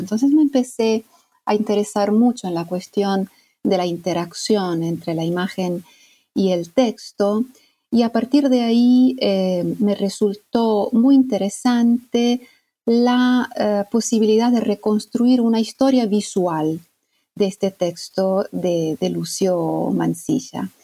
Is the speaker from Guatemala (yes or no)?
no; Italy; moved away as an adult; also born or lived in Argentina; yo soy mm, italiana y toda mi formación hasta digamos, la formación académica la hice en Italia